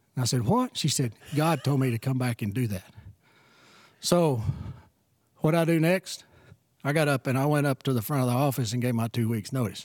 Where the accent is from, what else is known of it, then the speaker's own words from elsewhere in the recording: Kitticoat, Texas, United States; moved away as an adult; also born or lived in Shallowater, Texas; born and raised in Kitticoat, Texas